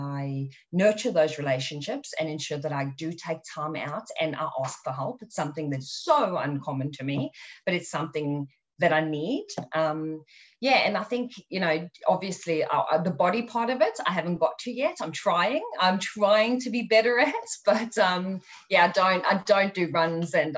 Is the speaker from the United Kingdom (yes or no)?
no; South Africa; growing up in South Africa